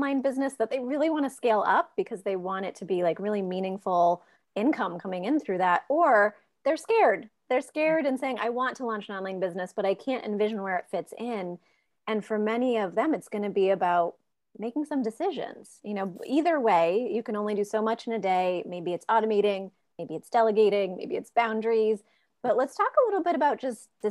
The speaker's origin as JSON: {"language": "English", "region": "Maine", "country": "United States", "said": "I'm from Maine"}